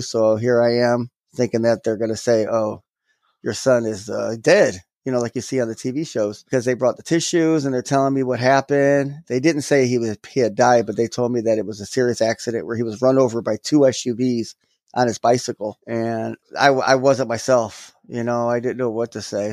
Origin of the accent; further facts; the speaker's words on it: Florida, United States; also born or lived in Gary, Indiana; now in Milwaukee, United States; we moved to Florida when I was, like, six or seven. I grew up there, so that's always my home